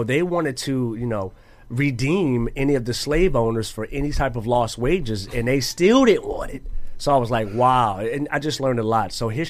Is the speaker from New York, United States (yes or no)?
no; Mississippi, United States; I'm from Mississippi.